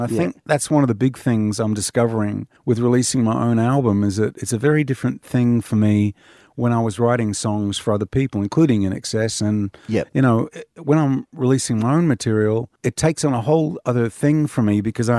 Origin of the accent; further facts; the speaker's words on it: Cottesloe, Western Australia, Australia; born there; Well, I was born on Cottesloe Beach at the old women's hospital there.